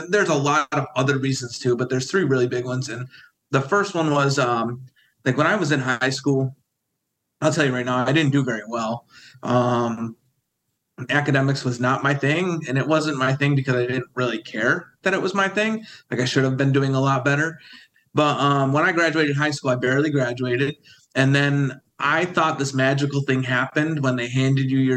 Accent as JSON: {"language": "English", "town": "Windsor", "region": "New York", "country": "United States", "tie": "born or raised there", "said": "I grew up in Windsor, New York"}